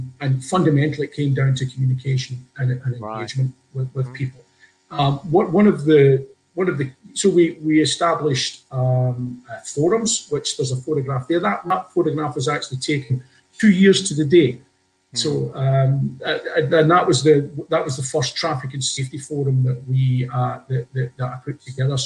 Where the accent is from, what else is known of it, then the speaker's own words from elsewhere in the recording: Scotland, United Kingdom; also born or lived in Glasgow; I grew up in Scotland, spent time in Glasgow, and I'm 58 this year.